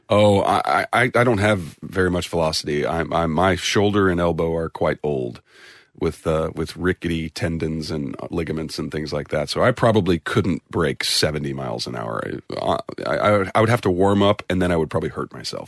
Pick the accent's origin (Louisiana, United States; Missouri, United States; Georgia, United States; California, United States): Missouri, United States; St. Louis; I'm from, uh, the Midwest. I'm from Saint Louis, Missouri